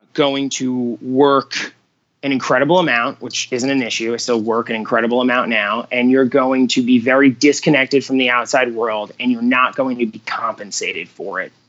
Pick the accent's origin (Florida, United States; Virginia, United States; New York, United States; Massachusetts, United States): New York, United States; Long Island; moved away as an adult; now in Scottsdale, United States; I grew up in Long Island, New York